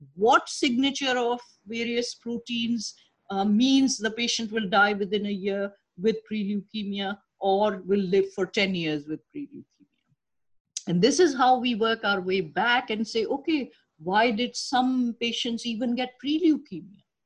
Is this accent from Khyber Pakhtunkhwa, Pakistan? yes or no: no; Karachi, Sindh, Pakistan; moved away as an adult; now in New York, United States; I was uh, born and raised in Karachi, Pakistan